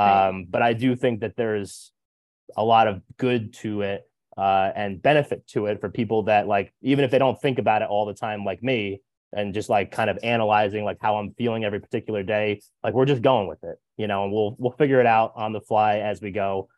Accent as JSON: {"language": "English", "region": "New Jersey", "country": "United States", "said": "I'm from Jersey. It's like how we talk. It's part of our language."}